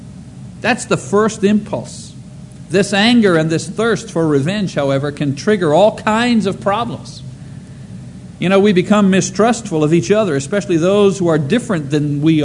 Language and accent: English; Canada; now in United States; being a Canadian citizen